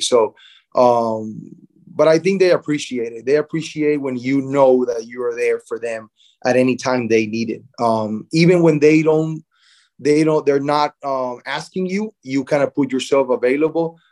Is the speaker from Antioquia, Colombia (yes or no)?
no; Barranquilla, Atlántico, Colombia; my hometown, Barranquilla, Colombia